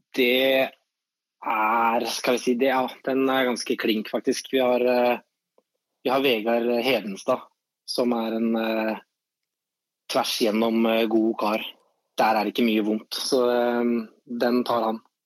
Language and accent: Norwegian; Skien, Telemark, Norway; now in Oslo, Norway; der jeg kommer fra i Skien